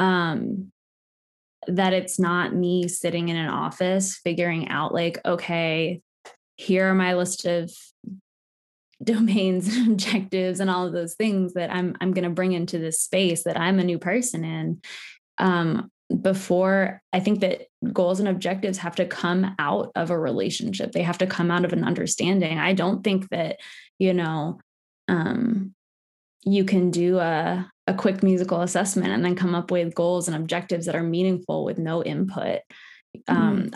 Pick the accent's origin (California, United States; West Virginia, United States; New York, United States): West Virginia, United States; also born or lived in Maryland; I am Appalachian from West Virginia.